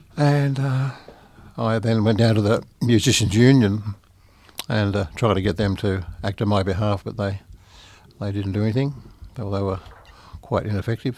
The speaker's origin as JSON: {"language": "English", "town": "Sydney", "region": "New South Wales", "country": "Australia", "tie": "born or raised there", "said": "I was born in Sydney"}